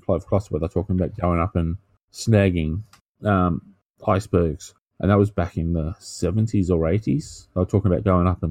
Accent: Australia; we're Australian

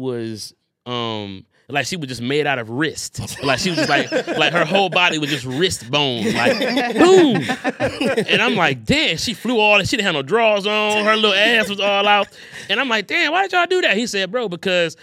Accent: Detroit, Michigan, United States; I'm from Detroit

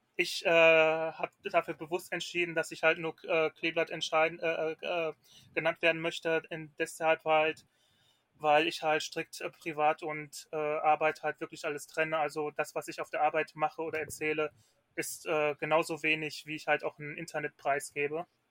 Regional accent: Ruhr area, North Rhine-Westphalia, Germany; ich komme aus Nordrhein-Westfalen, ähm, genauer im Ruhrgebiet

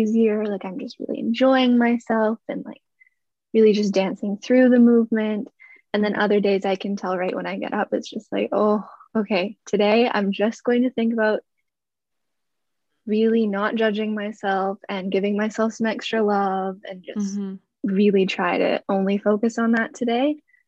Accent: Calgary, Alberta, Canada; moved away; because I came from Calgary, Alberta, so that's kind of nowhere near an ocean.

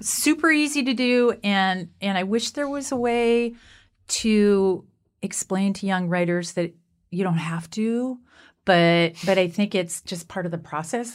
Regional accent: Canada; I'm Canadian.

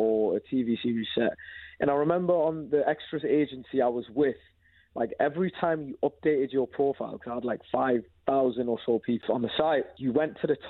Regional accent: Newcastle upon Tyne, North East England, United Kingdom; also born or lived in Zambia; I'm from Zambia, but my whole, like, pretty much most of my life has been brought up in Newcastle

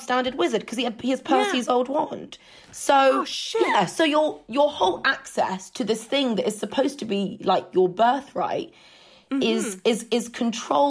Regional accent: United Kingdom; as a British person, like deeply entrenched class structures are things that you kind of get raised being beaten over the head

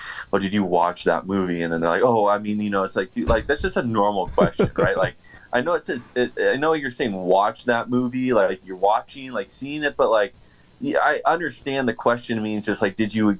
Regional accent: Southern California, United States; being born and raised in Southern California

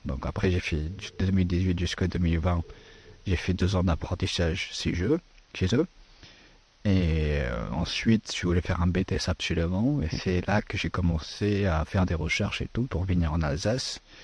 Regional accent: Afghanistan; French is a second language; now in France; mon pays d'origine de l'Afghanistan

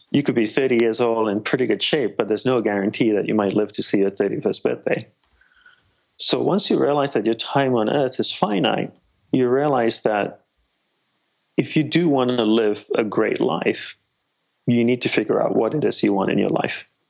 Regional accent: Australia; moved away as an adult; also born or lived in Malaysia / Sri Lanka / Hawaii; I'm Sri Lankan by ancestry, and uh, I was born in Malaysia, grew up in Australia

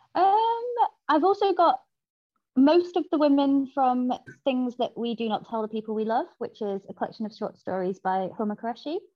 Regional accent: Salford, North West England, United Kingdom; I am from Salford, and the gang culture there is pretty much inescapable

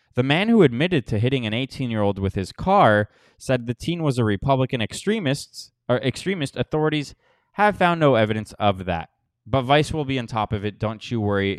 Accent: Florida, United States; moved away; I am from Florida, so I can definitely sympathize, and I have been through many hurricanes living there

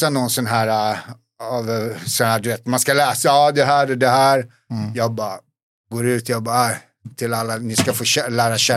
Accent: Bosnia & Herzegovina; also born or lived in Serbia; now in Sweden; Vi är båda från Bosnien.

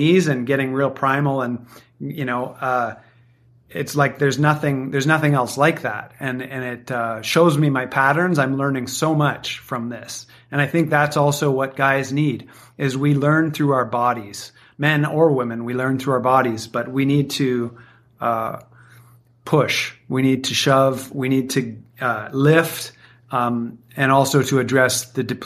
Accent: Canada; I grew up playing hockey in Canada

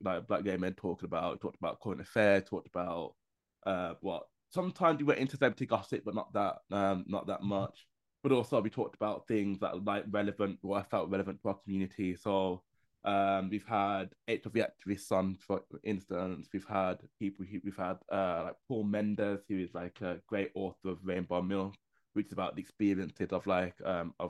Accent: Birmingham, West Midlands, United Kingdom; moved away as an adult; now in London, United Kingdom; I moved away from my hometown of Birmingham and moved to London

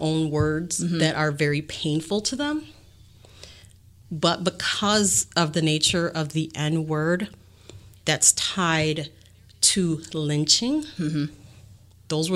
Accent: Bayside, Wisconsin, United States; I grew up in Bayside, which is a predominantly white neighborhood, affluent

